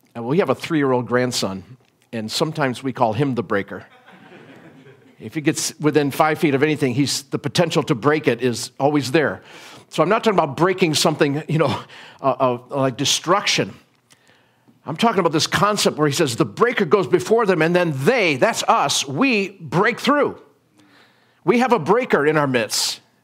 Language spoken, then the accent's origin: English; United States; I'm an American